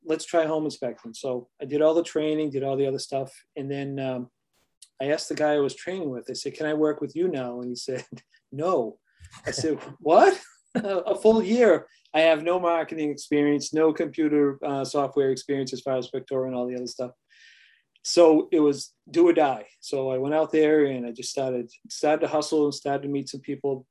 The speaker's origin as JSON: {"language": "English", "region": "New England", "country": "United States", "said": "we are from New England. They talk a little rough out here"}